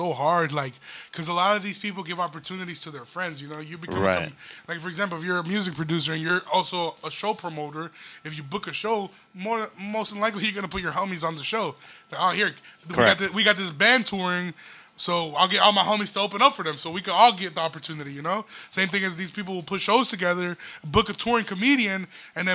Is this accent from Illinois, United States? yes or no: yes; Aurora, Illinois, United States; I'm a motherfucker from Aurora